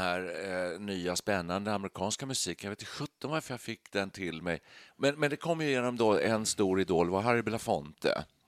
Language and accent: Swedish; Danderyd, Stockholm County, Sweden; vi kom från Danderyd då, just norr om Stockholm där